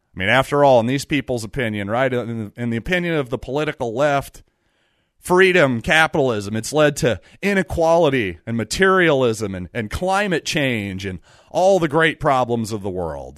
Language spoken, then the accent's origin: English; United States; as an American